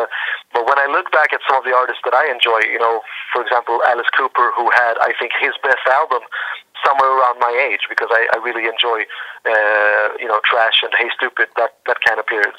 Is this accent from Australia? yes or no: no; Sweden; born or raised there